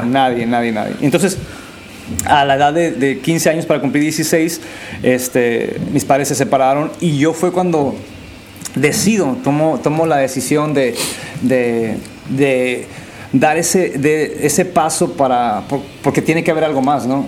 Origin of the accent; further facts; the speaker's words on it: San Quintín, Baja California, Mexico; also born or lived in Tijuana / Durango; yo crecí en el Valle de San Quintín de, mis cinco años a los 17